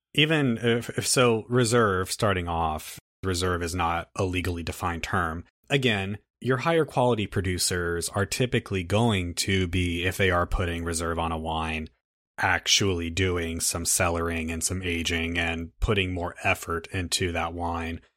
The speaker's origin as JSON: {"language": "English", "country": "United States", "said": "we are American"}